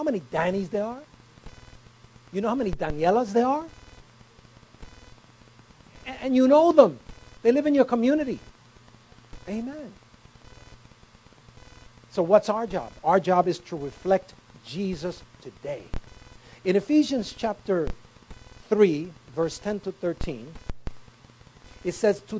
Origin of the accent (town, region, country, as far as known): New York City, New York, United States; born or raised there